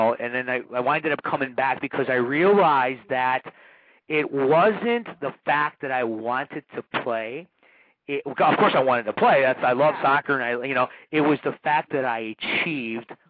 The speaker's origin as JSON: {"language": "English", "town": "Chicago", "region": "Illinois", "country": "United States", "said": "they found out I was from America. And here's this kid from Chicago"}